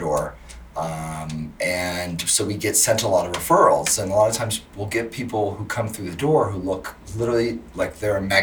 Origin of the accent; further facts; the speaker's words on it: Maryland, United States; moved away as an adult; now in Washington, D.C., United States; I grew up in Maryland, basically on the border